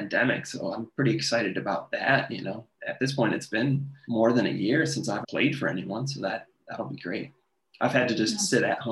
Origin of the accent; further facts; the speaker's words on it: Milwaukee, Wisconsin, United States; moved away; I'm from Wisconsin, from Milwaukee area.